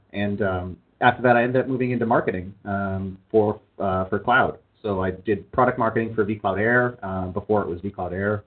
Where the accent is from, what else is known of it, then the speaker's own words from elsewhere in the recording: Canada; moved away as an adult; now in California, United States; I am a Canadian citizen.